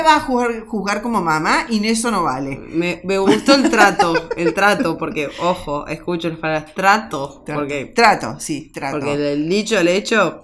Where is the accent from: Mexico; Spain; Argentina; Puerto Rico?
Argentina; yo hoy como, como mamá, como argentina